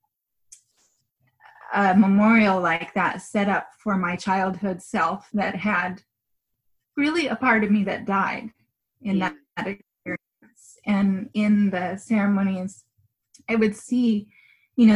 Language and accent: English; Washington, United States; moved away; where I grew up in Washington